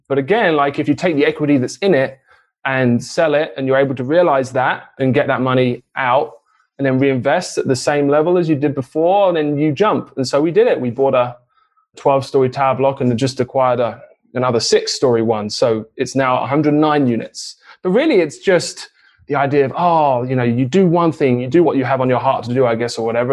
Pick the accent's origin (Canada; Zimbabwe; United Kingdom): United Kingdom; England; moved away as an adult; now in United States; I was born and raised in England, but moved to the US to get married.